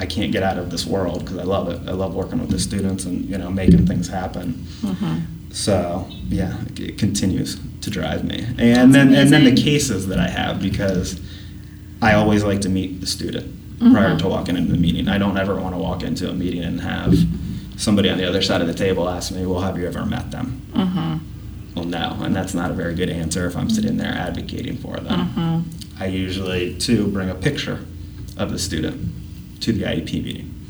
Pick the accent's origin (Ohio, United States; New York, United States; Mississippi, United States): Ohio, United States; Upper Arlington; When I was growing up in Upper Arlington, my mom was a cross-categorical preschool teacher for Upper Arlington City Schools.